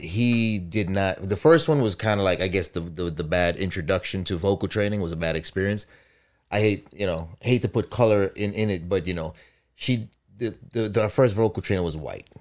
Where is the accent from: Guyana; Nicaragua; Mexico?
Guyana; moved away; I grew up in Guyana